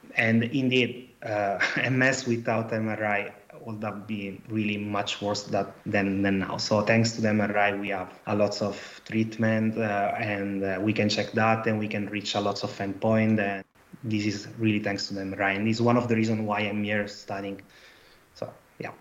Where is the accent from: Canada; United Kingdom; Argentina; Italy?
Italy; accent: Italian; English is a second language; now in Antwerp, Belgium; I'm an Italian guy, as you understand from my accent.